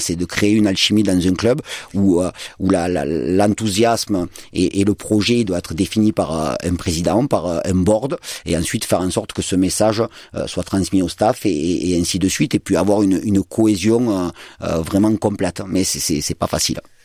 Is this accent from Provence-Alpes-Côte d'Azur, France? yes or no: yes; Marseille, Provence-Alpes-Côte d'Azur, France; en tant que latéral gauche et en tant que Marseillais